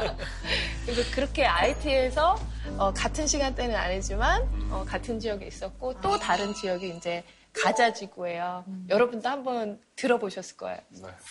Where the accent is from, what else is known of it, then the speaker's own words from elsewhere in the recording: South Korea; 제가 한국 사람이니까